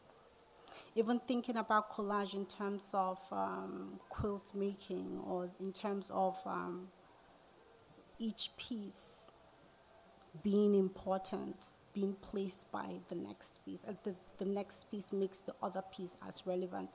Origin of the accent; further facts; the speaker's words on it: Nigeria; moved away as an adult; also born or lived in Atlanta, United States; now in United States; growing up in Nigeria, especially in my hometown